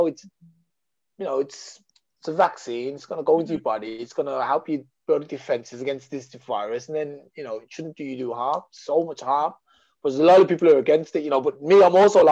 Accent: England, United Kingdom; I was raised in England

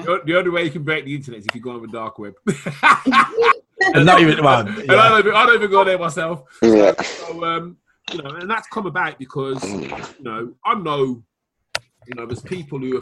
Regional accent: Wales, United Kingdom; accent: Welsh; my Welsh accent

